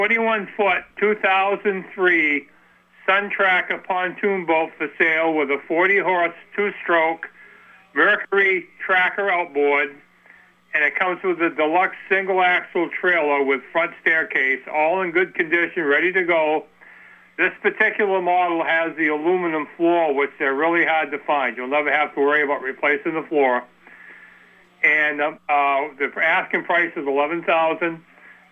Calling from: Vermont, United States; I'm calling from Allbirds, Vermont.

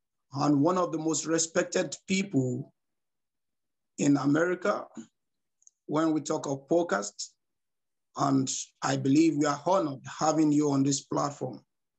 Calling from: Nigeria; I am your host, Evangelist …. I'm speaking from Nigeria, West Africa.

